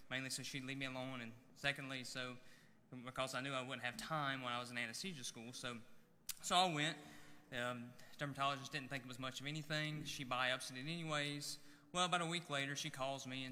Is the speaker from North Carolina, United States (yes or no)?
yes; Alexander County, North Carolina, United States; I was born and raised here in Alexander County